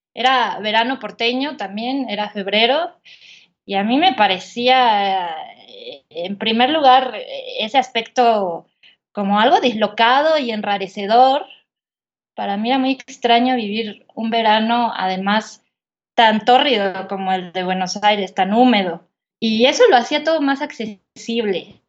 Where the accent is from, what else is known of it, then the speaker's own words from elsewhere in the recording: Polotitlán, State of Mexico, Mexico; moved away as an adult; yo nací en la Ciudad de México eh, en el 86, eh, pero cuando tenía seis años, mi familia y yo nos mudamos al pueblo de mi madre, que se llama Polotitlán de la Ilustración